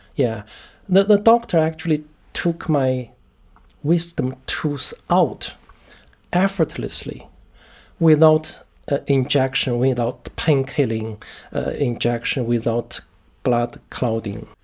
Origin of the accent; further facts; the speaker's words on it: China; moved away as an adult; now in United Kingdom; I was born in China